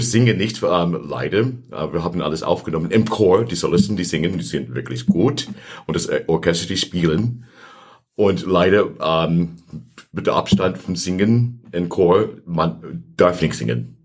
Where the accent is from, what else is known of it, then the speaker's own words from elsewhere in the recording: Santa Monica, California, United States; German is a second language; moved away as an adult; also born or lived in Los Angeles, United States / Hamburg, Germany; now in Pforzheim, Germany; ich bin geboren in ähm, Los Angeles, ähm, aufgewachsen in Santa Monica, Kalifornien